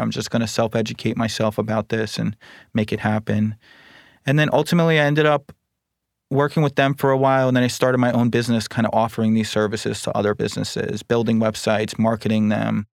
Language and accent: English; Huntington, New York, United States; So I grew up on Long Island in the Huntington area, so it's Suffolk County